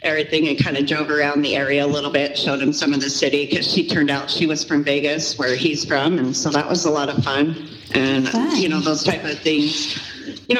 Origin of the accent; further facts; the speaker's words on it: Vancouver, British Columbia, Canada; now in Utah, United States; I grew up in Vancouver, British Columbia, but I'm from Utah